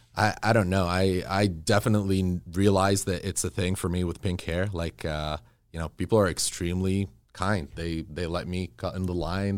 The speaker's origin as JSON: {"language": "English", "country": "Kuwait", "tie": "born or raised there", "also_born_or_lived": "Egypt", "moved": "yes", "lives_now": "Los Angeles, United States", "said": "growing up in Kuwait, um, you know, my parents moved when I was about three"}